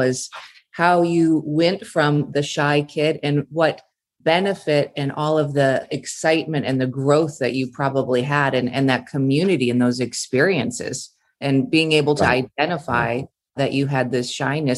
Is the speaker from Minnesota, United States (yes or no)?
yes; Minnesota, United States; moved away as an adult; now in California, United States; I grew up in Minnesota, pretty simple background.